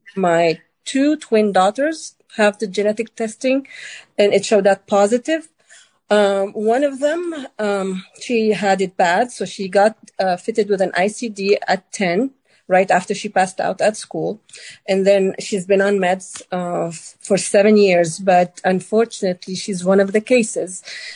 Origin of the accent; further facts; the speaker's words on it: Lebanon; now in Kansas City, United States; So I live in Kansas City. I'm originally from Lebanon.